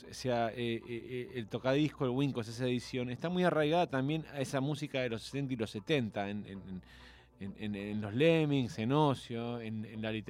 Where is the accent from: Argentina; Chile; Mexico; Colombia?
Argentina; Corrientes; born there; also born or lived in Buenos Aires; nací en Corrientes, viví en muchos